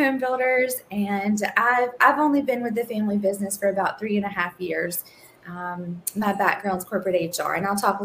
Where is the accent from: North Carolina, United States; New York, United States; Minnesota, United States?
North Carolina, United States; Eastern; moved away as an adult; now in Raleigh, United States; I am originally from Eastern North Carolina and born and raised in a very rural environment